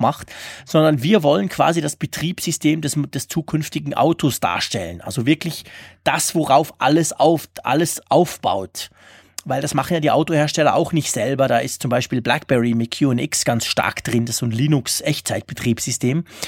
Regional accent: Switzerland; bei uns in der Schweiz

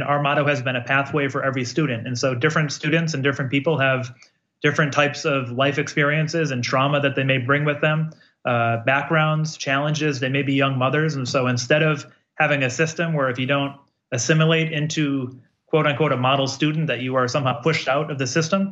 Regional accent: Holyoke, Massachusetts, United States; I grew up in Holyoke, a lot of poverty

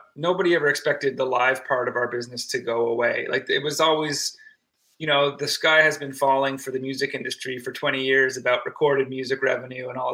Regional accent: Antigonish, Nova Scotia, Canada; also born or lived in Toronto, Canada; now in Hamilton, Canada; we're from Antigonish, Nova Scotia, the Highland Heart.

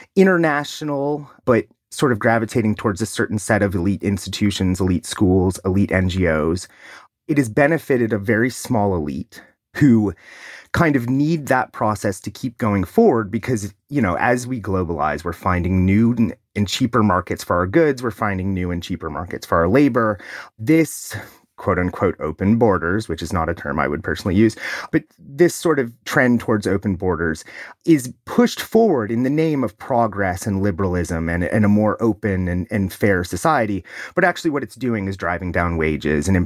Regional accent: Ohio, United States; my home state of Ohio

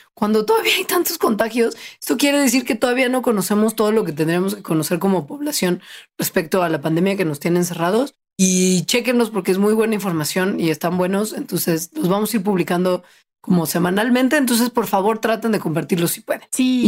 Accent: Mexico

